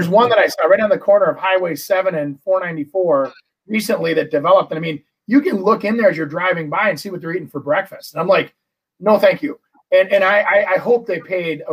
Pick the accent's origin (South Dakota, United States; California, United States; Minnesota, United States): Minnesota, United States; Brooklyn Park; growing up in Brooklyn Park